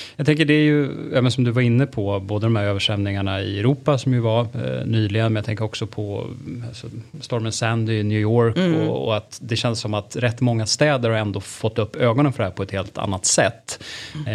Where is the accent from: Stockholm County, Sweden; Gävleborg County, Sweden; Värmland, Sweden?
Stockholm County, Sweden; Stockholm; vi är rätt många stockholmare